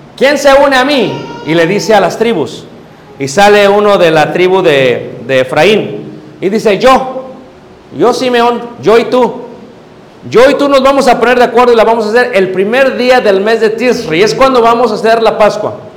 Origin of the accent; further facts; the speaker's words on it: Mexico City, Mexico; moved away as an adult; now in United States; Yo nací en Ciudad de México, me crié en Ciudad de México, tengo ya casi treinta años viviendo en Estados Unidos